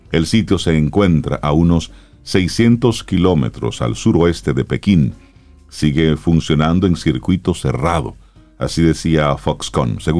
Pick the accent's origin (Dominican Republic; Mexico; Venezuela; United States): Dominican Republic; Cibao; Yo soy un hombre del Cibao, yo soy un hombre del campo.